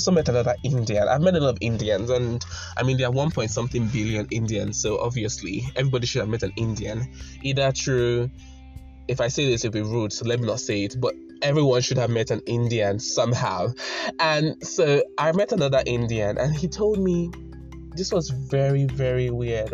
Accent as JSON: {"language": "English", "country": "Nigeria", "said": "I'm from Nigeria."}